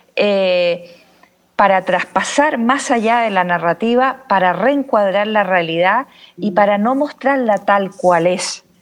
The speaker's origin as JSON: {"language": "Spanish", "country": "Chile", "also_born_or_lived": "Barcelona, Spain", "moved": "as an adult", "said": "soy chilena, pero salí de Chile a los 26 años eh, para hacer un doctorado en fotografía y vídeo eh, en la Universidad de Barcelona"}